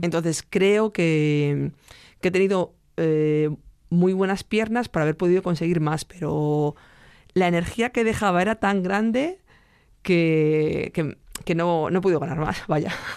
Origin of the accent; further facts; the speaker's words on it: Salamanca, Castile and León, Spain; desde Salamanca